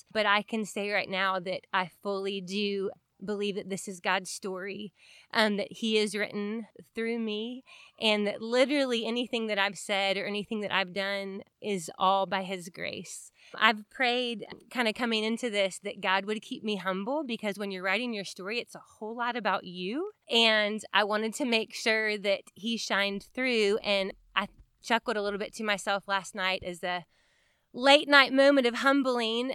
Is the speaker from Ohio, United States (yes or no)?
no; Marietta, Georgia, United States; I grew up in Marietta, Georgia, in a Christian home